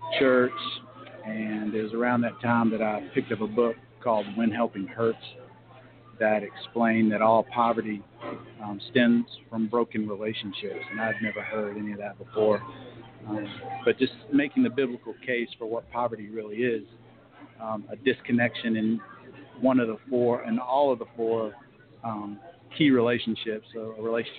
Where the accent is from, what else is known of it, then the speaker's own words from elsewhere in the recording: Raleigh, North Carolina, United States; moved away as an adult; now in Virginia Beach, United States; I grew up in Raleigh, North Carolina